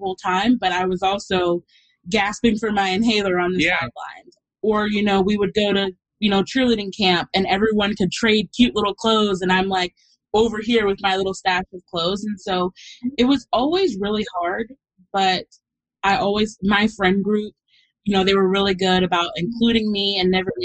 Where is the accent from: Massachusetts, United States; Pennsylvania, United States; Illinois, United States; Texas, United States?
Texas, United States; moved away as an adult; also born or lived in New York; I'm from Texas. I moved to New York to go to college where I knew nobody